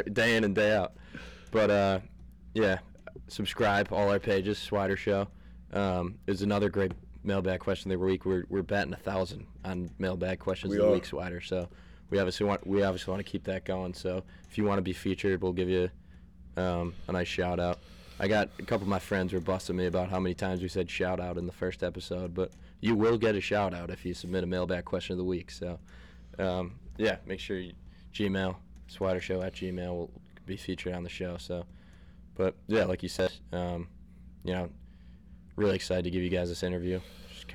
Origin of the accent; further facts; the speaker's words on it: Scranton, Pennsylvania, United States; I'm from Scranton